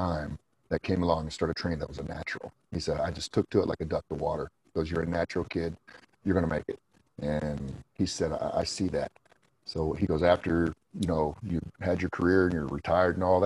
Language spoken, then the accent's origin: English; Indiana, United States; I went to Indiana University in my home state that I lived in Indiana